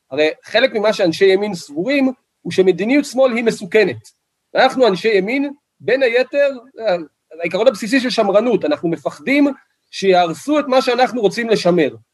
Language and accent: Hebrew; Kiryat Arba, West Bank, Palestine; אני גדלתי בקריית ארבע, מאז שאני זוכר את עצמי, שכנים שלי אה, נפצעו ונרצחו בפיגועים.